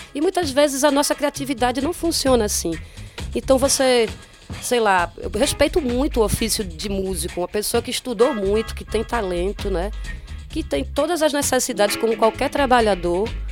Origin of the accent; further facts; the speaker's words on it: Olinda, Pernambuco, Brazil; eu fui criada em Olinda